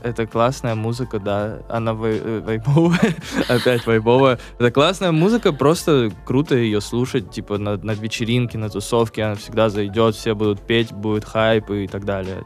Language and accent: Russian; Sochi, Krasnodar Krai, Russia; я из Сочи